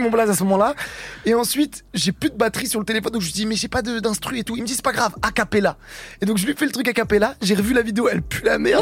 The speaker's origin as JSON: {"language": "French", "town": "Rouen", "region": "Normandy", "country": "France", "said": "je suis de Normandie, je suis de Rouen."}